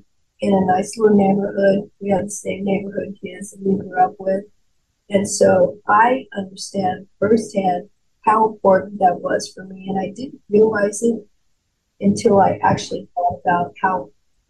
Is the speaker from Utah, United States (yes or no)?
no; Durango, Colorado, United States; moved away as an adult; also born or lived in Arizona / California; now in Wilmington, United States; my hometown of Durango, Colorado